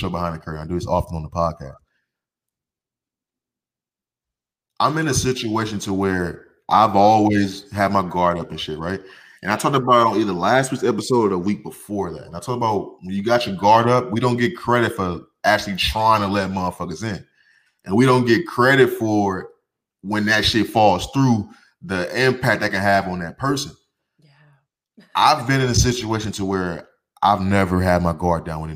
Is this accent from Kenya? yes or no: no; Midwest, United States; moved away as an adult; now in Arizona, United States; where I'm coming from the Midwest, from St. Louis, Chicago, Detroit